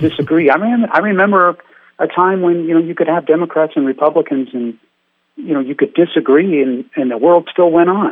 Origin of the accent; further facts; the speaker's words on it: San Francisco Bay Area, California, United States; I grew up in San Francisco Bay Area.